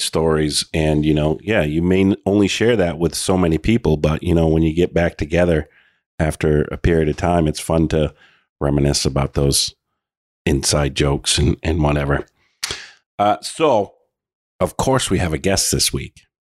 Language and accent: English; Oxford Hills, Maine, United States; we're in from the Oxford Hills.